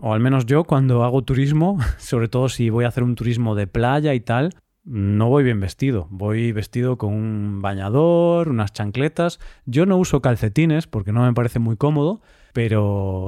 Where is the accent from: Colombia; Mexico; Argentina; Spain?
Spain; moved away as an adult; now in Cyprus; yo soy de España